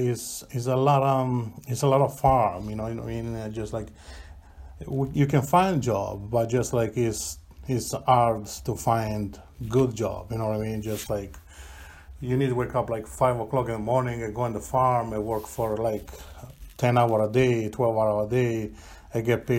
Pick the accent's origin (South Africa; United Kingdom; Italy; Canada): Italy; Apulia; English is a second language; now in Robbinsdale, United States; I was born in South Italy, like southeast by the hill.